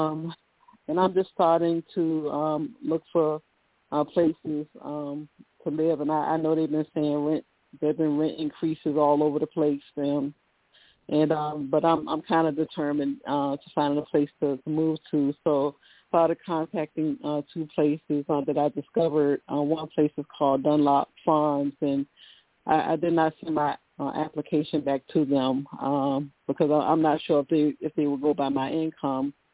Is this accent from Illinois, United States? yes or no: no; Virginia, United States